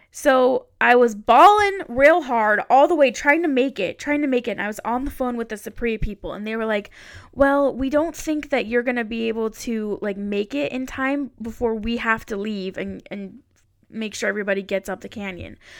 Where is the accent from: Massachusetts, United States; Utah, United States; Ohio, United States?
Utah, United States; I am from Utah